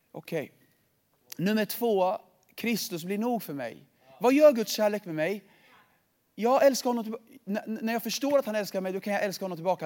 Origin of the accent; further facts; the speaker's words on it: Sweden; jag är född i Sverige